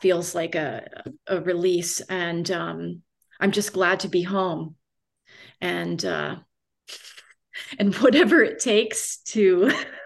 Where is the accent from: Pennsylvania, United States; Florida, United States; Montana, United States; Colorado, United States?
Florida, United States; moved away as an adult; also born or lived in Boston / Romania; I was raised in Florida. I always felt like an outsider in Florida my whole childhood